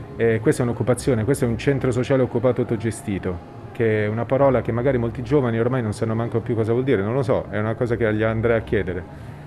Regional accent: Milan, Lombardy, Italy; now in Rome, Italy; sono cresciuto a Milano poi in realtà anche se vengo

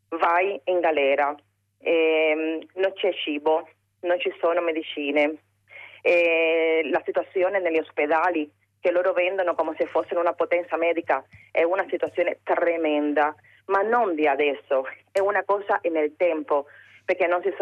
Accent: Cuba; now in Italy; io eh, sono cubana

